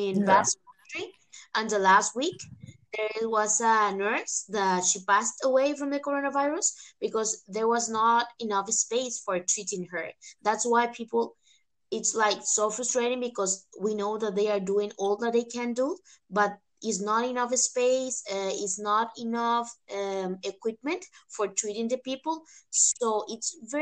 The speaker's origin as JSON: {"language": "English", "country": "Costa Rica", "moved": "yes", "lives_now": "Spain", "said": "I'm from Costa Rica"}